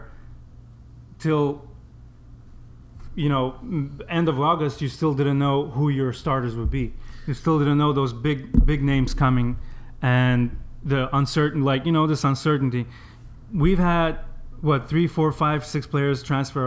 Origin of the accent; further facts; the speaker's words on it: Azerbaijan; I'm from Azerbaijan. I grew up eating Turkish food.